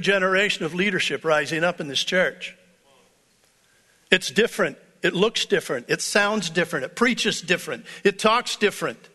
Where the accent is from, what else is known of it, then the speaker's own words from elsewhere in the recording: United States; I'm American